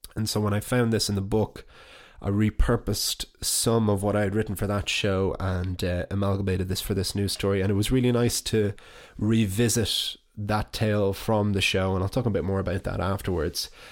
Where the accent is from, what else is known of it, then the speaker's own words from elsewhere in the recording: County Wicklow, Leinster, Ireland; moved away as an adult; also born or lived in Dublin; I've done my home county